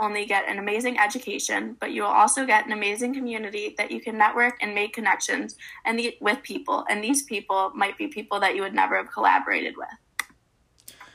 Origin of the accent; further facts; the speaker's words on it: Buffalo, New York, United States; moved away as an adult; now in Oswego, United States; I'm from Buffalo, Oswego is only about two hours away